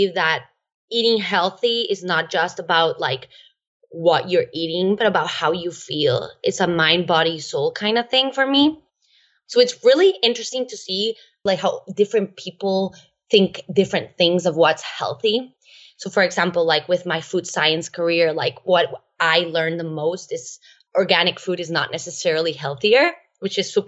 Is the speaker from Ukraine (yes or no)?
no; Costa Rica; I am actually Costa Rican. I was born and raised in Costa Rica